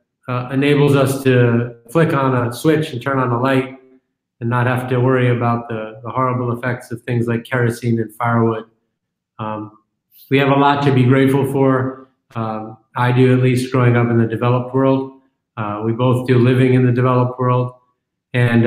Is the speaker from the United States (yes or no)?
yes; New York, United States; I'm a New Yorker, a native New Yorker